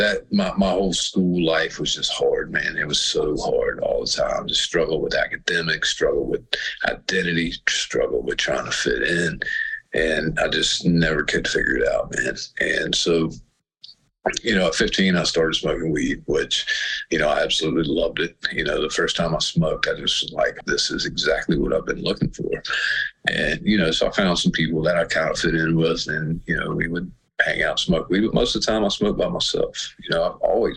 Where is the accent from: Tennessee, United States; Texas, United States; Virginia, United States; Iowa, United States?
Virginia, United States; Floyd County; also born or lived in Roanoke, Virginia; I was born in Roanoke and raised in Floyd County